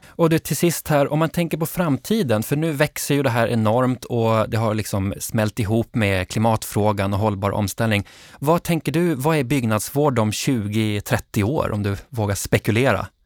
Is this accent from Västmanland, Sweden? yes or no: no; Norrbotten County, Sweden; Jag är uppvuxen i Norrbotten